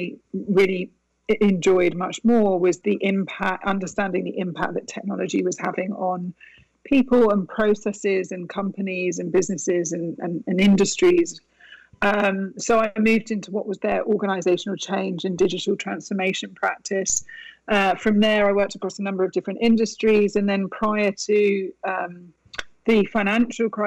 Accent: United Kingdom; moved away as an adult; also born or lived in Italy; now in Westchester, United States; I was born and raised in the UK

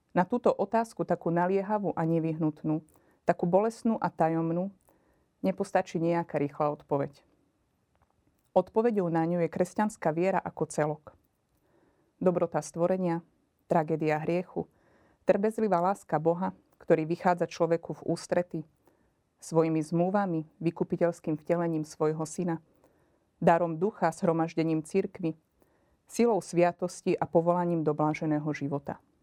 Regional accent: Margecany, Košice Region, Slovakia; pochádzam z východného Slovenska, z Margecian.

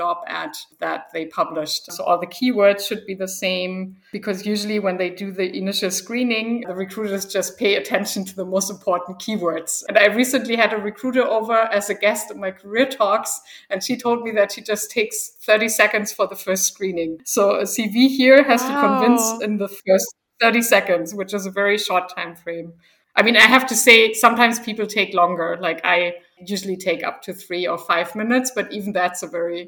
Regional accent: Berlin, Germany; moved away as an adult; also born or lived in India / Taiwan / Malaysia / United States; I'm originally from Germany, from Berlin, actually, and that's also where I'm living right now

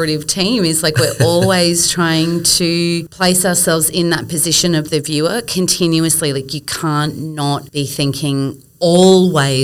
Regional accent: Brisbane, Queensland, Australia; moved away; I grew up in Brisbane and I know her from my days in Brisbane.

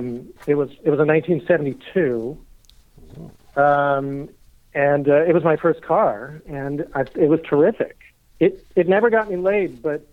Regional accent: Los Angeles, California, United States; I'm from Los Angeles, California

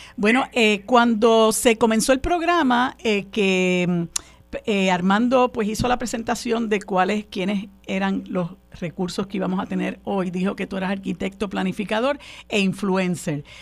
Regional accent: Puerto Rico; nosotros como puertorriqueños y puertorriqueñas

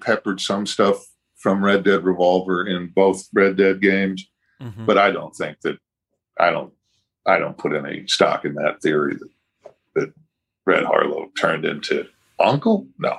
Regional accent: Boston, Massachusetts, United States; Boston, which is my hometown

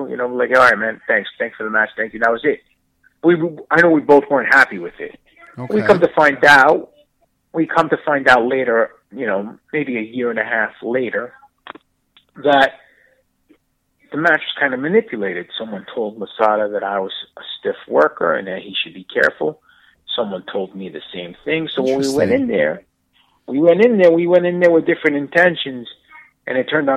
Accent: New York City, New York, United States; I grew up in New York

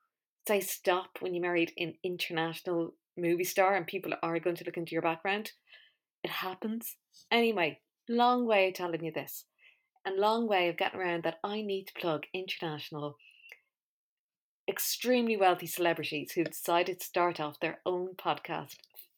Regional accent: Balearic Islands, Spain; be asked about what it was like growing up in Mallorca. You kind of go, oh, no, I just have a weird accent.

